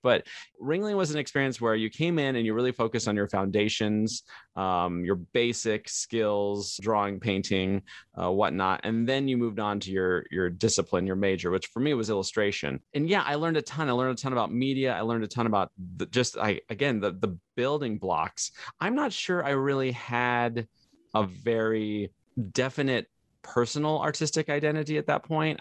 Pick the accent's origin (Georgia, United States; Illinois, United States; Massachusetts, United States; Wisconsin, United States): Illinois, United States; Le Roy; moved away; also born or lived in California; my parents told us we were moving to Illinois